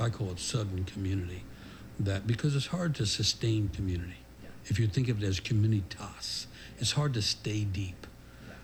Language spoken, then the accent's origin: English; New York City, New York, United States; I grew up in New York City in the 50s and 60s